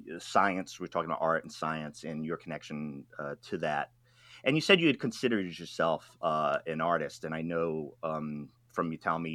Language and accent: English; Rhode Island, United States; moved away as an adult; now in West Coast, United States; I am from Rhode Island, which is the ocean state